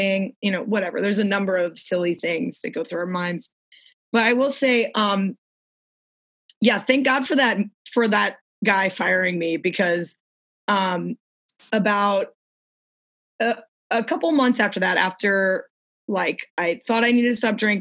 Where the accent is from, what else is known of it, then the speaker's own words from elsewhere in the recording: New Orleans, Louisiana, United States; I'm from New Orleans.